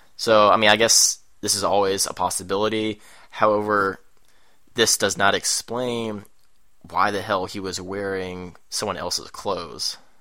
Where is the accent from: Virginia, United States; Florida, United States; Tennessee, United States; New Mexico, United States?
Virginia, United States; Richmond; Richmond, Virginia when he was a little kid, and, which is my hometown